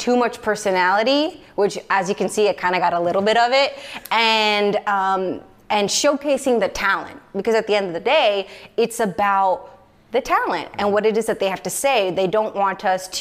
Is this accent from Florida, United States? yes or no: yes; Orlando, Florida, United States; I was born and raised in Orlando, Florida. Lived within a 10-mile radius my entire life.